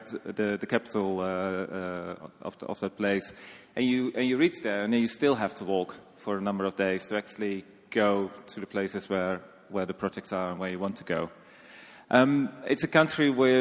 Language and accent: English; Netherlands; moved away as an adult; also born or lived in Sri Lanka / South Sudan / Afghanistan / Sudan; now in Nepal; I'm from the Netherlands.